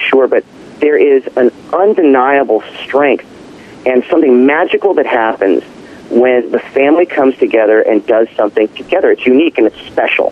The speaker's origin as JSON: {"language": "English", "region": "Southern California", "country": "United States", "tie": "born or raised there", "said": "we grew up in Southern California."}